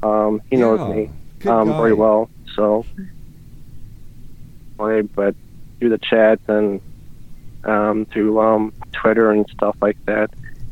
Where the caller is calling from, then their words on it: Ohio, United States; I'm from Ohio.